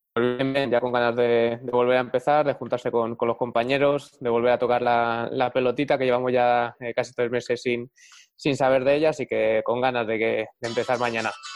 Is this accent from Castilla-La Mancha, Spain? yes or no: no; Madrid, Community of Madrid, Spain; yo soy de Madrid